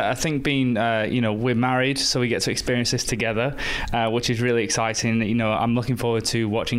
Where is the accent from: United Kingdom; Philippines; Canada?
United Kingdom; Manchester, North West England; I'm originally from Manchester in the UK.